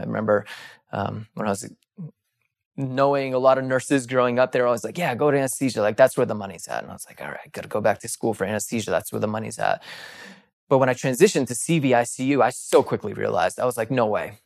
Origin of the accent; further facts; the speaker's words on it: East Coast, United States; moved away as an adult; I started popping around to different E Rs in where, where I grew up on the East Coast